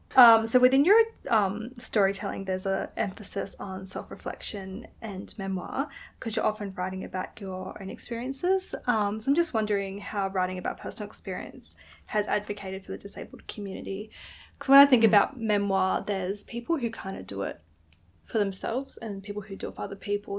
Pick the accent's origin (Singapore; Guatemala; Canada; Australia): Australia; Adelaide, South Australia; also born or lived in England; I'm just from Adelaide